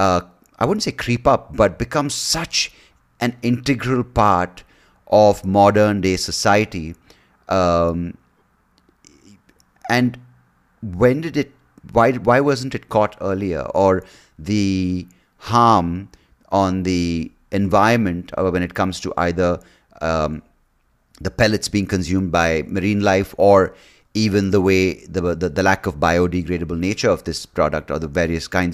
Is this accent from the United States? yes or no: no; India; growing up in India